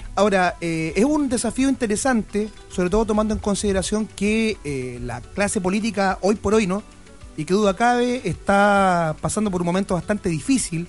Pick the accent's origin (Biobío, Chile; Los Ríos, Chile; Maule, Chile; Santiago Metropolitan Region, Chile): Maule, Chile; Parral; soy de Parral